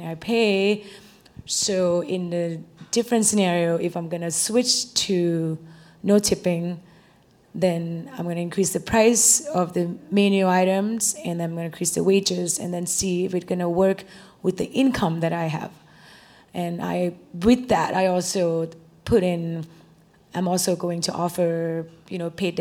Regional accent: Thailand; now in Austin, United States; I'm from Thailand

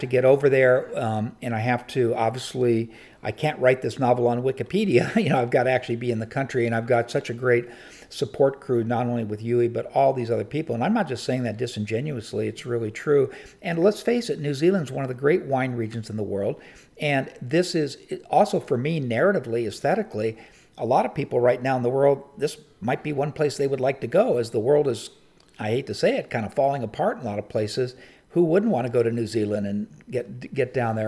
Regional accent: San Diego, California, United States; I grew up in San Diego

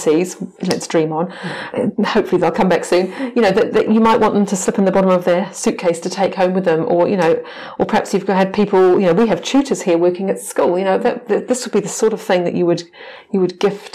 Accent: United Kingdom; now in New Zealand; being British, I wasn't brought up with Māori mythology.

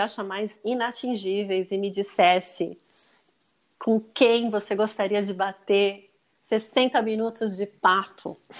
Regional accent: Brazil; eu falei que eu era do Brasil

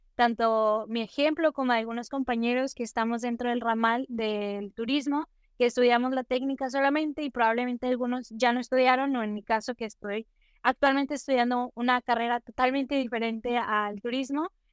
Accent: Nuevo León, Mexico; soy de México, específicamente del estado de Nuevo León, muchos lo conocen como Monterrey

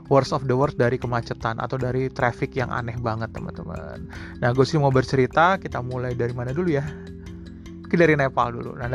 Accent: Jakarta, Indonesia; nah mungkin ini related juga dengan kita orang Jakarta kita sering banget bawa bilang wah Jakarta macet Jakarta macet gitu

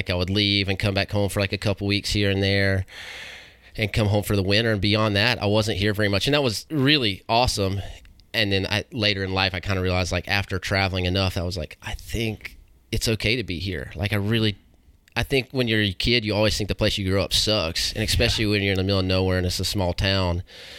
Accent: Waynesville, North Carolina, United States; Yeah, I grew up like in Waynesville.

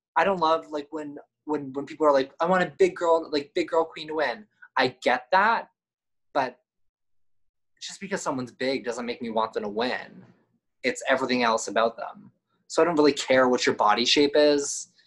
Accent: East Coast, United States; I'm from the East Coast

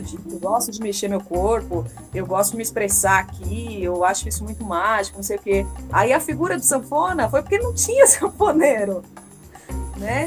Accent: São Paulo, Brazil; sou da periferia da Zona Leste. Eu sou ali do ladinho da cidade de Tiradentes, na Quadro Juscelino. Cresci lá até os meus 19 anos, morei lá com a minha mãe.

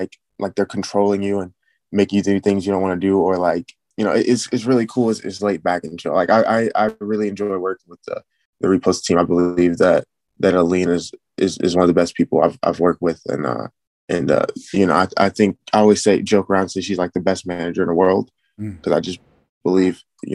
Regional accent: Illinois, United States; I am from the Illinois area.

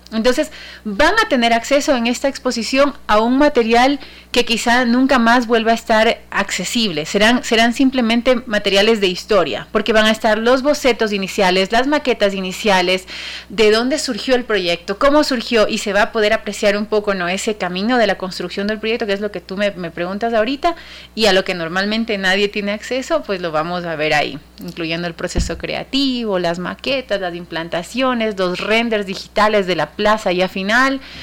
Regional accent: Guayaquil, Guayas, Ecuador; nuestra iglesia eh, que nos representa por siempre como guayaquileños

